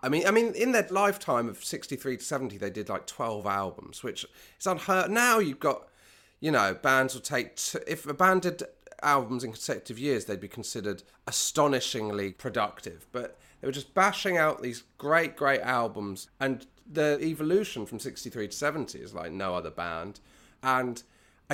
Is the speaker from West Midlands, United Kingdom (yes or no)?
no; West Country, South West England, United Kingdom; I'm from the West Country